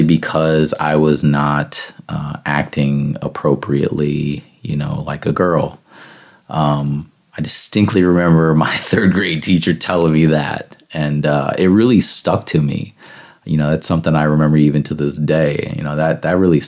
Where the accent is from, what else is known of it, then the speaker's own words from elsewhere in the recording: Northern Indiana, United States; I'm from Northern Indiana, so I used to have to go to Riley Hospital for Children down in Indianapolis